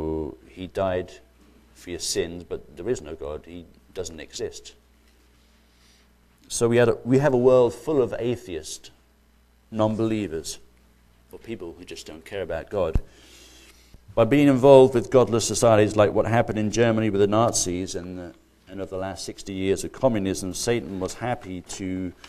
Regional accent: United Kingdom; I grew up in Britain, and My parents are from the Republic of Ireland

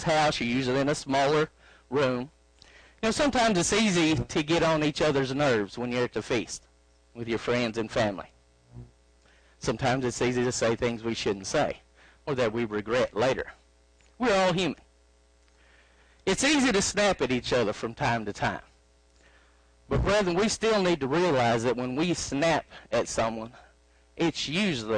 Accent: Arkansas, United States; You can tell I'm from Arkansas by my accent

